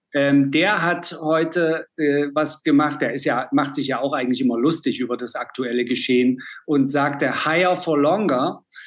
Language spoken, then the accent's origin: German; East Germany, Germany; Ich bin ja aus dem Osten